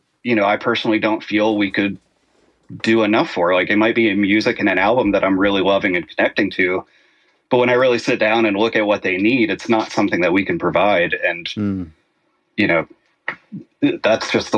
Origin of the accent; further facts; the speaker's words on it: the South, United States; Growing up in the South, grew up in a very religious household